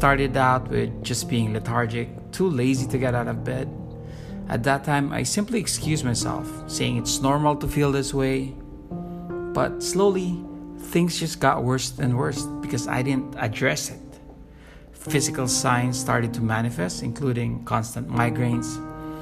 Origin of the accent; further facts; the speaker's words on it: Manila, Metro Manila, Philippines; from Manila, Philippines.